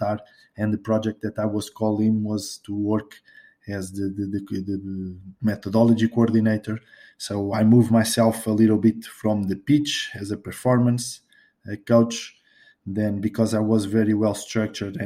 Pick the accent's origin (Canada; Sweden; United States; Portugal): Portugal; English is a second language; here in Portugal